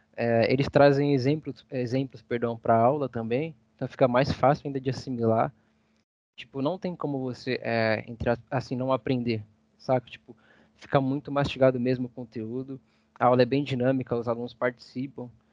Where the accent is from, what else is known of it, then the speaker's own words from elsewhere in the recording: Barra Funda, São Paulo, Brazil; minha quebrada, né? Barra Funda, lugar que eu amo demais